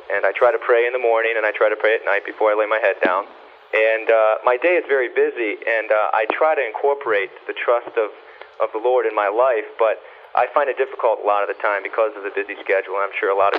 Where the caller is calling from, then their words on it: Detroit, Michigan, United States; I'm calling from Detroit, Michigan, a 27-year-old medical student.